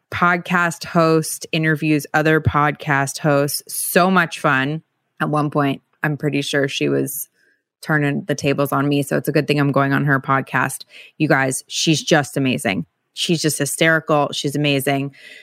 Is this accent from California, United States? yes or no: yes; California, United States; I grew up in the San Francisco Bay Area, and I really loved the Cowboys